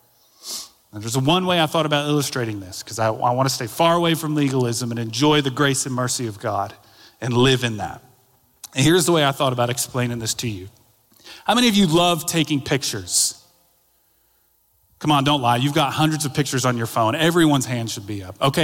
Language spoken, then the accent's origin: English; Daytona Beach, Florida, United States; moved away; my hometown of Daytona Beach